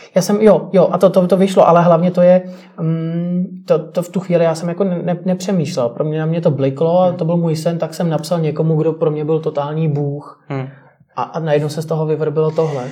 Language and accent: Czech; Czechia